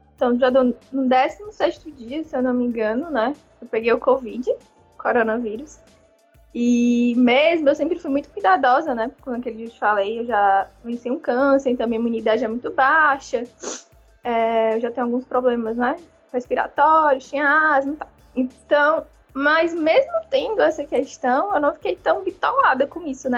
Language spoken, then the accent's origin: Portuguese; Fortaleza, Ceará, Brazil; eu sou de Fortaleza